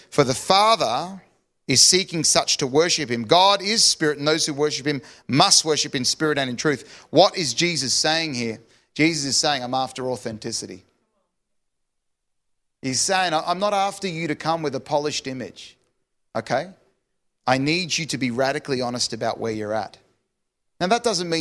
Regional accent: Sydney, New South Wales, Australia; I'm from Sydney

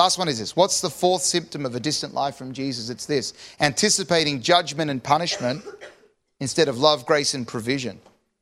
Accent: Sydney, New South Wales, Australia; I'm from Sydney

